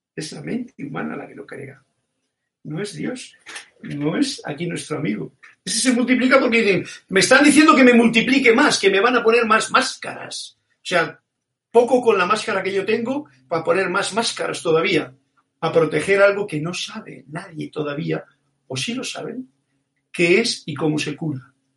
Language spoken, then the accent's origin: Spanish; Spain; born or raised there